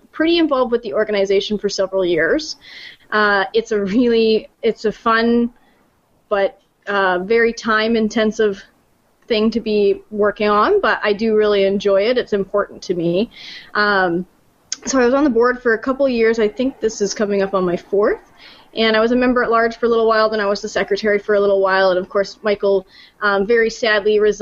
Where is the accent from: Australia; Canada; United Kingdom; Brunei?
Canada; moved away; I'm from Canada